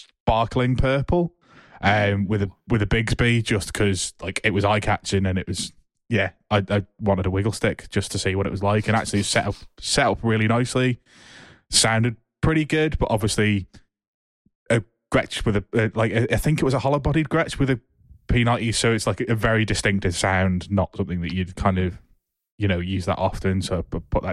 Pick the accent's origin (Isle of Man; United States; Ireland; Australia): Isle of Man; I was from the Isle of Man.